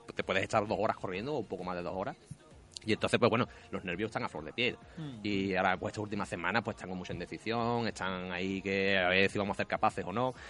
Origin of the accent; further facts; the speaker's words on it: Morón de la Frontera, Andalusia, Spain; nosotros que somos de Morón